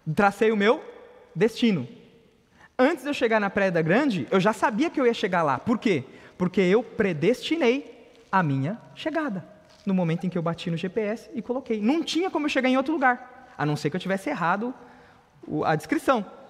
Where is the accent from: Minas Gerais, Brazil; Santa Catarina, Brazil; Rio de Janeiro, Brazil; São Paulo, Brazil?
São Paulo, Brazil; a gente é da Zona Leste, São Mateus